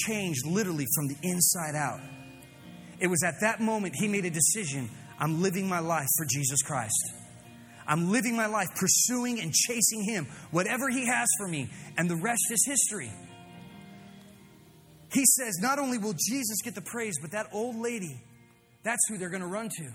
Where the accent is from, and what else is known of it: Fresno, California, United States